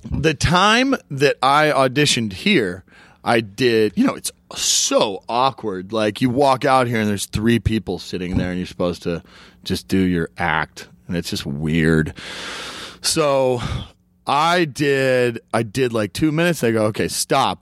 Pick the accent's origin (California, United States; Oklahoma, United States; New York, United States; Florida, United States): Oklahoma, United States; I'm from Oklahoma